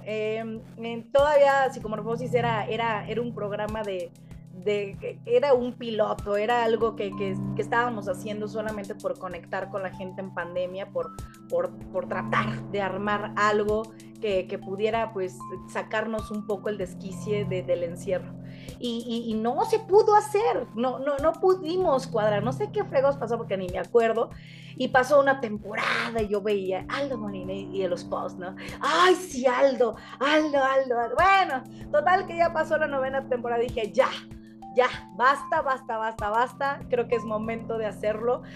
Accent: León, Guanajuato, Mexico; Aquí en León, Guanajuato, de donde soy originaria, de donde, de donde habito

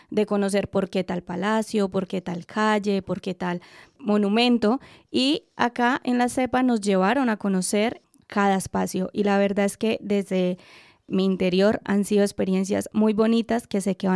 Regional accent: Colombia; moved away as an adult; now in Madrid, Spain; desde mi experiencia al ser colombiana y venir a estudiar acá

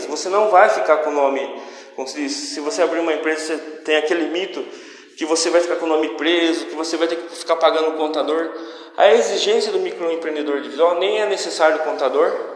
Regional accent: Brazil; como brasileiros

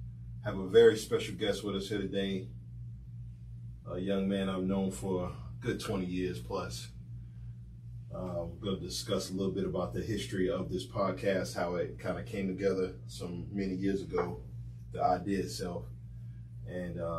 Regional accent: Salisbury, North Carolina, United States; moved away as an adult; also born or lived in Greensboro, North Carolina / Charlotte, North Carolina; I'm originally from Salisbury

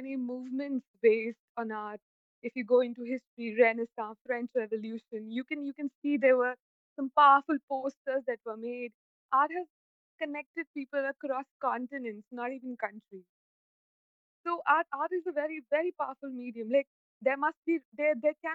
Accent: Jaipur, Rajasthan, India; I'm from Jaipur.

